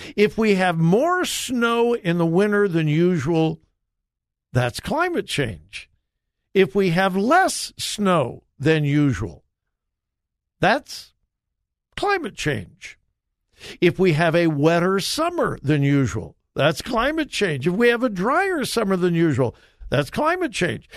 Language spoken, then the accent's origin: English; Southern California, United States; moved away; I'm from Southern California.